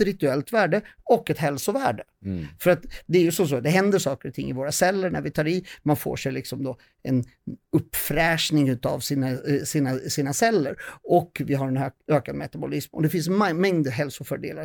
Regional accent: Södertälje, Stockholm County, Sweden; jag är från Södertälje

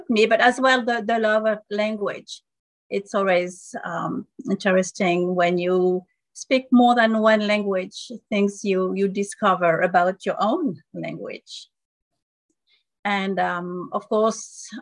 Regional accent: France; first language French; English is a second language; now in United States; So I'm from France originally. So I was born there, and I learned English.

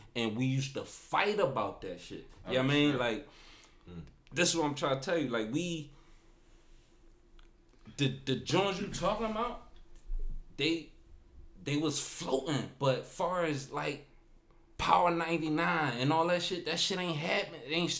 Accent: Philadelphia, Pennsylvania, United States; I'm from Nicetown. I went to Gillespie.

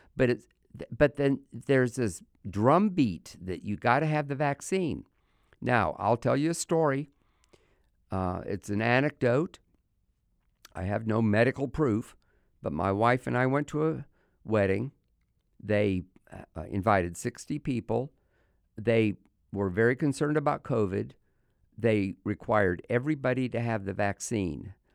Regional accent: United States; as an American

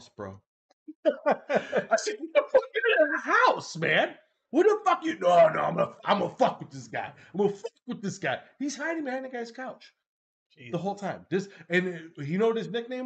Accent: Chicago, Illinois, United States; moved away as an adult; now in Arizona, United States; I grew up 21 years in Chicago

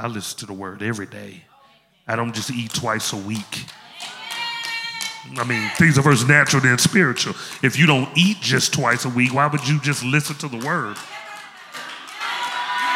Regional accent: Memphis, Tennessee, United States; I'm from Memphis. I speak slow

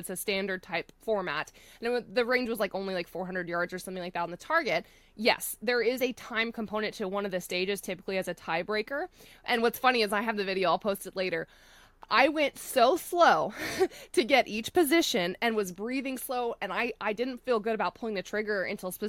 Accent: Florida, United States; moved away; I come from Florida where it's flat

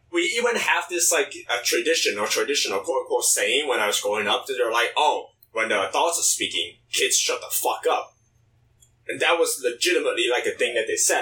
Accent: China; moved away; growing up in China

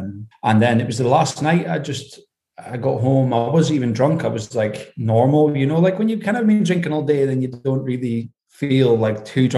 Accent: Aberdeen, Scotland, United Kingdom; accent: Scottish; Yeah, up in Aberdeen. I mean, my accent's actually pretty neutral because I've worked away from home for so many years, like around different people.

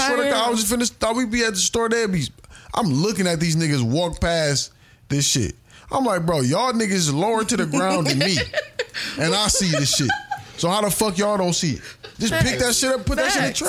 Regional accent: Mississippi, United States; That's why I fucked with how we was raised in Mississippi. Because, nigga, everybody was outside, nigga.

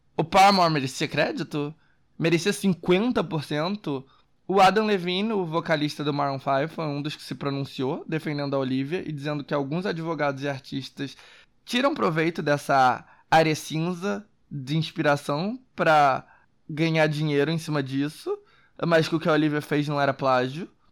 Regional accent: Brazil; eu como brasileiro

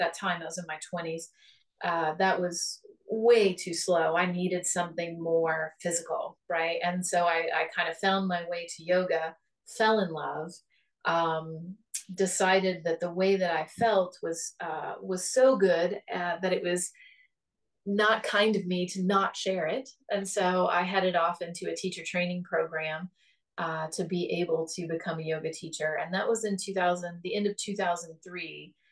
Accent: on the Ohio River, Appalachia, United States; moved away; my life started out as a poor Appalachian girl growing up on the Ohio River

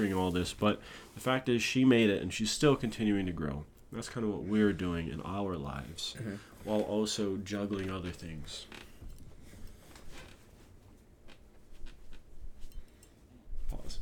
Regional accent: Hawaii, United States; I'm from Hawaii, and there's like green everywhere

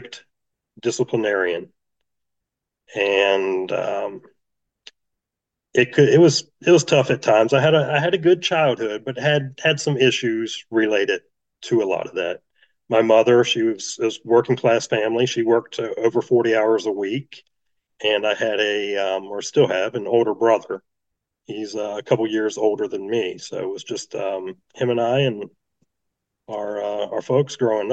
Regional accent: Virginia Beach, Virginia, United States; I was born and raised right here in the Virginia Beach area

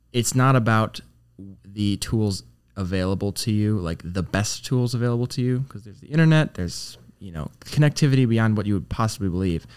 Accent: Clinton, Michigan, United States; I went back to Clinton, Michigan

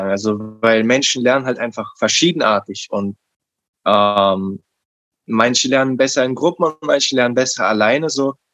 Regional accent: Berlin, Germany; Also ich bin in Neukölln aufgewachsen und ich hatte ähm, als Umfeld schon ein schwieriges Umfeld.

